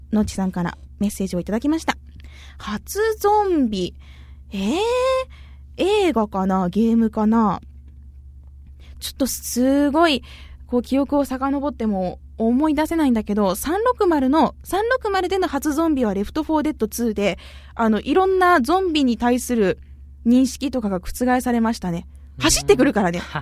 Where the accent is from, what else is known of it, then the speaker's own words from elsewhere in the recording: Arao, Kumamoto, Japan; 私、実は荒尾出身なんですよ。熊本県の。